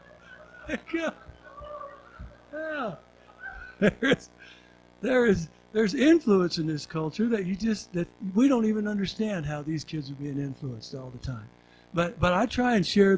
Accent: Oklahoma, United States; moved away; when I was in second grade, I grew up down in Oklahoma

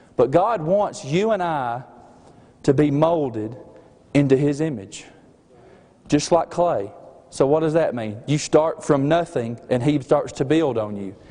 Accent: Alabama, United States; accent: slight accent; also born or lived in Cordova, Alabama; me and Mandy, we are from the state of Alabama

